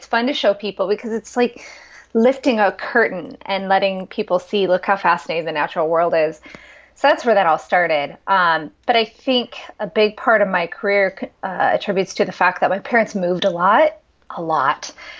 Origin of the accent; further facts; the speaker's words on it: Pierre, South Dakota, United States; And that was just this fascinating place. I love the prairie land, and I grew up right on the Missouri River from about sixth grade until I went to college at South Dakota State University.